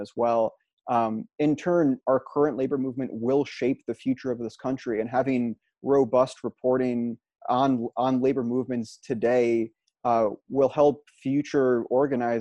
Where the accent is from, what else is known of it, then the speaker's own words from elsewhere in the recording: Albany, New York, United States; I'm from Albany, New York